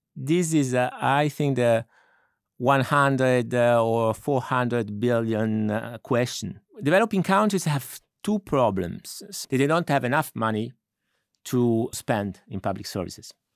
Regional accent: Milan, Lombardy, Italy; moved away; I'm originally from Milan.

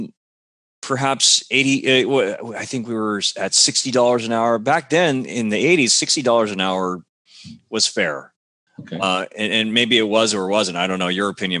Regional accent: California, United States; I was brought up in America by Japanese parents, and my Japanese sounds like it's native level

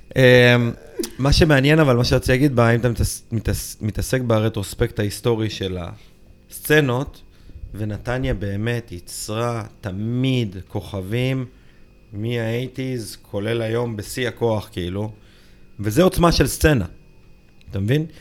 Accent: Tel Aviv, Tel Aviv District, Israel; אני נולדתי שם

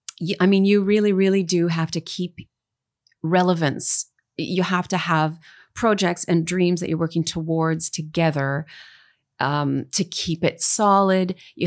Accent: Dryden, Ontario, Canada; I'm from Northern Ontario, as you mentioned. I lived in a whole bunch of different Northern towns. My dad was a pulp and paper engineer, so we moved a lot. But I was born in the little town of Dryden

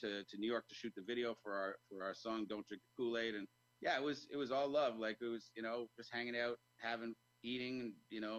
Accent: Toronto, Ontario, Canada; I was from Toronto

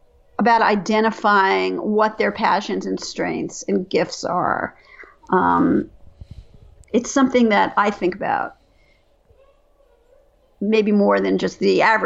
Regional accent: New York, United States; I grew up in New York

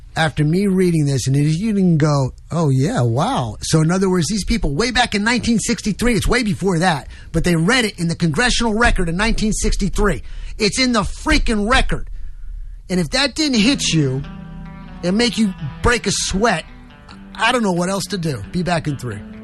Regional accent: New York, United States; moved away; I come from New York. I'm on the streets, and yeah, I was in a Roman Catholic church, and went to St. Mary's School

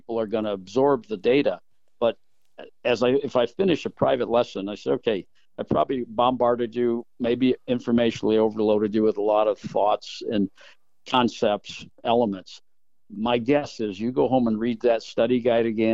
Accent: South Bend, Indiana, United States; born and raised in South Bend, Indiana.

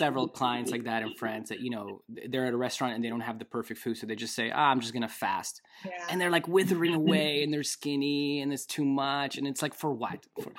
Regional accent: Russia; I grew up in Russia. Milk is very common food, dairy stuff.

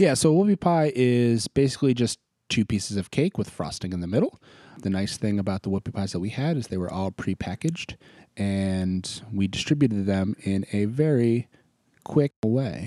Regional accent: Maine, United States; also born or lived in Boston; now in Tennessee, United States; I grew up in Maine

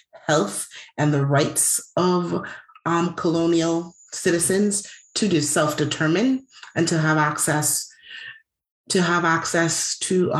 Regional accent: U.S. Virgin Islands; I'm born and raised in the Virgin Islands

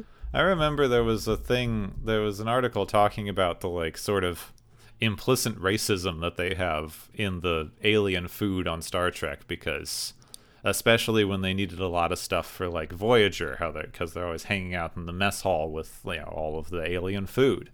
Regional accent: Arizona, United States; I grew up in Arizona

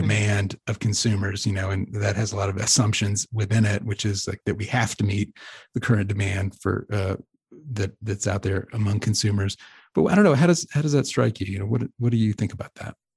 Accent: Texas, United States; I grew up in Texas, which is, like, barbecue central

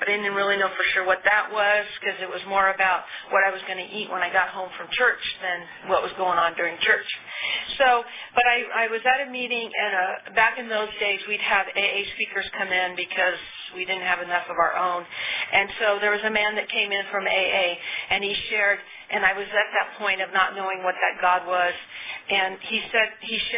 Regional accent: California, United States; also born or lived in Arizona; I was born and raised in California

